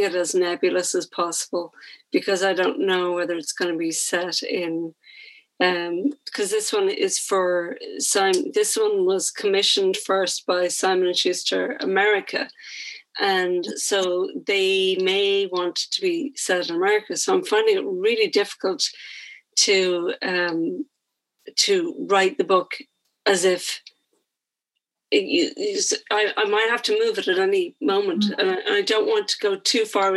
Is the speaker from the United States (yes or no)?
no; Ireland; We're Irish.